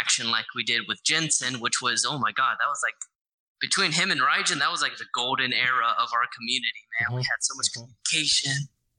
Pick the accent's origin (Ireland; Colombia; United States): Ireland; I'm Irish.